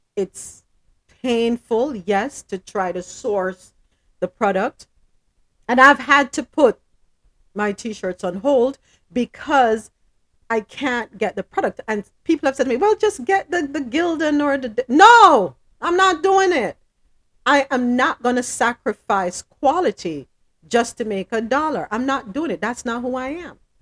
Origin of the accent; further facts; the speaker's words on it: Jamaica; I'm Jamaican